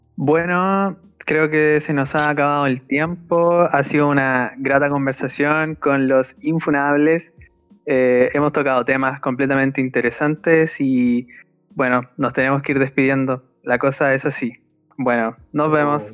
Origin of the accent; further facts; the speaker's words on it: Chile; Soy un mal chileno